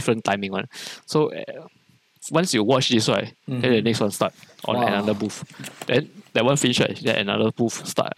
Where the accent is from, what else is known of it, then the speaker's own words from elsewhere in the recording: Singapore; I'm from Singapore